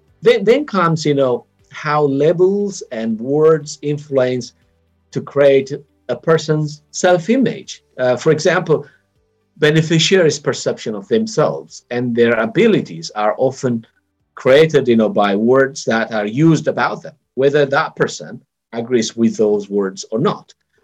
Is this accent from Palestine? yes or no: no; Ethiopia; moved away; I was born and raised in Ethiopia, but I left a long time ago